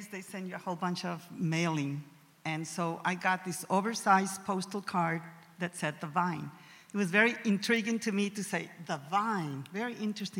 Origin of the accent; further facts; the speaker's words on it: Reynosa, Tamaulipas, Mexico; now in Austin, United States; I was born in Mexico, in Reynosa, Tamaulipas